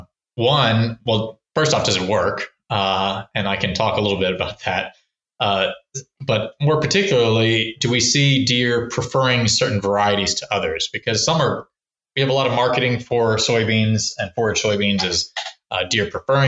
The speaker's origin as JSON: {"language": "English", "region": "Texas", "country": "United States", "tie": "born or raised there", "also_born_or_lived": "California", "moved": "yes", "lives_now": "Maryland, United States", "said": "grew up in Texas"}